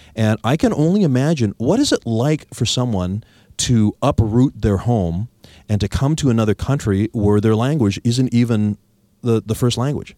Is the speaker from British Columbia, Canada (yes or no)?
yes; Victoria, British Columbia, Canada; I was born and raised here in Victoria.